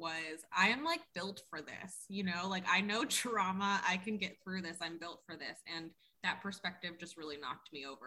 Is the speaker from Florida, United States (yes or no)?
yes; South Florida, United States; So I grew up in South Florida. I'm definitely a Florida baby.